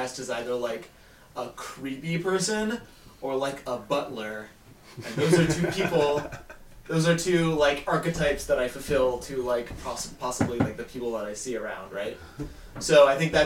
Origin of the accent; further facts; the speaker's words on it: Columbus, Ohio, United States; I grew up in Columbus, Ohio